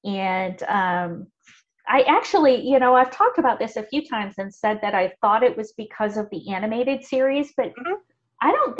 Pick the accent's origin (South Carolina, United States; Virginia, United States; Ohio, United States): Ohio, United States; I grew up in a small town in Ohio.